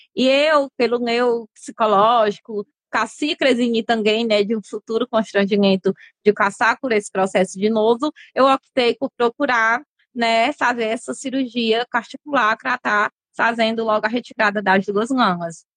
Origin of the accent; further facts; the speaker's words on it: Fortaleza, Ceará, Brazil; eu é sou daqui de Fortaleza mesmo. Mas na época, meus pais viviam mais no interior